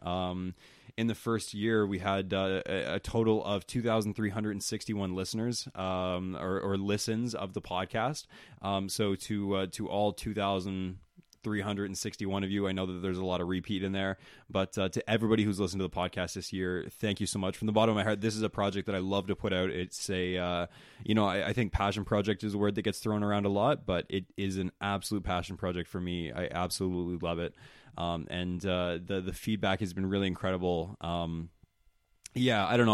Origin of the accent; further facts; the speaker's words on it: East Coast, United States; I'm from the East Coast